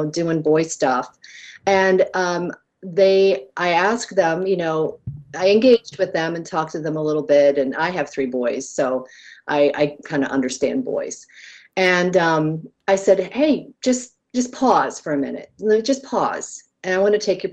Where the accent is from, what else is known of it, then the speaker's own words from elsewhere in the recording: United States; I come from America